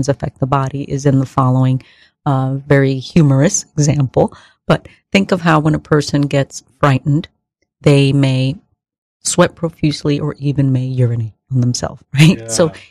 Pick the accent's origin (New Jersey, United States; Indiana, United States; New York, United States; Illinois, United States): New York, United States; New York City; born in the Bronx, first generation, born here of Dominican parents